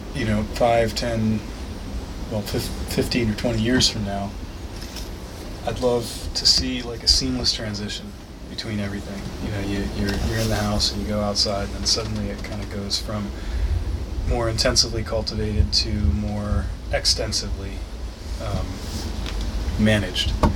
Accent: United States; also born or lived in Newark, Delaware; I grew up um, at the tri state where Delaware, Maryland, and Pennsylvania come together almost exactly on that point

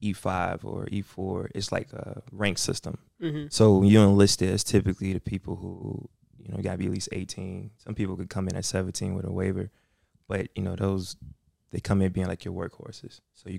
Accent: East Chicago, Indiana, United States; So, born in East Chicago, I grew up in Calumet Projects, West Calumet Complex, and then we moved to the South Side, then the North Side.

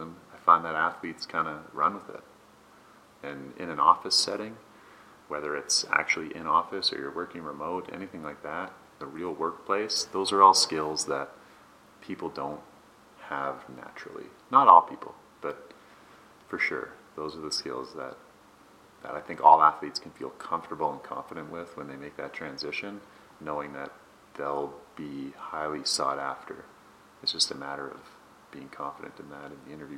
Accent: Vancouver, British Columbia, Canada; moved away as an adult; also born or lived in Toronto; the place where I grew up playing on Kitts Beach

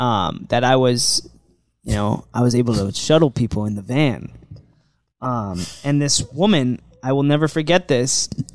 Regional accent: Maryland, United States; moved away as an adult; now in Florida, United States; I was 18 years old. Guys, I moved here from Maryland. I lost about 80 pounds.

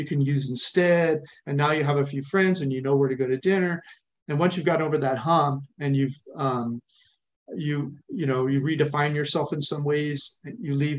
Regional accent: California, United States; moved away as an adult; also born or lived in East Coast / Arizona / Oregon / India; I grew up in California in a small farming town. And spent most, maybe until 20, I was in California

